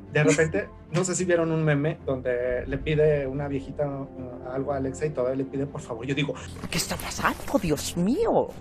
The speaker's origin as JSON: {"language": "Spanish", "region": "Zacatecas", "country": "Mexico", "said": "historiador zacatecano"}